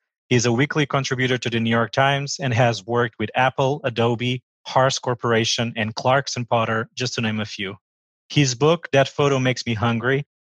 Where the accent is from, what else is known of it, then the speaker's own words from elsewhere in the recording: Portugal; moved away as an adult; now in Washington, D.C., United States; I'm originally from Portugal and I've been living in Washington, D.C. for the last 9 years.